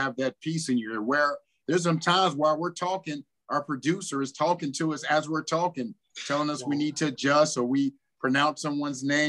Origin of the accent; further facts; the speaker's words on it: Cincinnati, Ohio, United States; moved away; also born or lived in Winnipeg; I was in my hometown